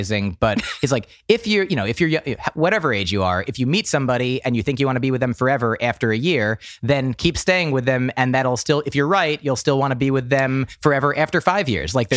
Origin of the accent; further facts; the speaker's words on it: New Jersey, United States; moved away; also born or lived in Boston; I grew up in New Jersey